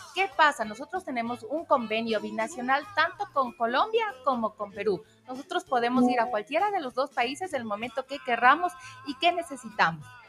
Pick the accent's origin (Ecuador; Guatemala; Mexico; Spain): Ecuador; nosotros como ecuatorianos